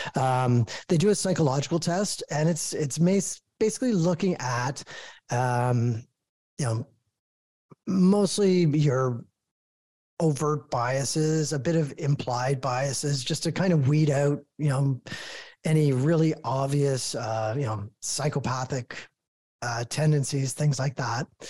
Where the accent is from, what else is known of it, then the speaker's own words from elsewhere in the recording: Toronto, Ontario, Canada; I'm born and raised in Toronto